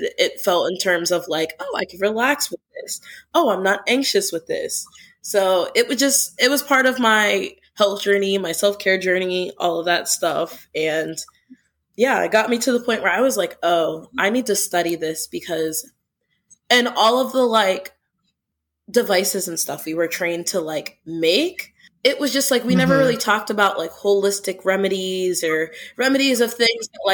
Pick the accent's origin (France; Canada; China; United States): United States; Pittsburgh, Pennsylvania; moved away as an adult; now in St. Louis, United States; I'm originally from Pittsburgh. I moved out here for grad school